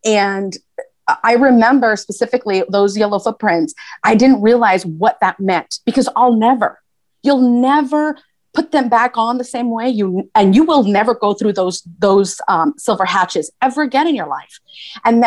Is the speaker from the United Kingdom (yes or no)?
no; San Fernando, California, United States; moved away as an adult; also born or lived in South Carolina; We are all San Fernando Tigers. So you can Google San Fernando High School Tigers and you will see the plethora of people and leaders that have come out of that school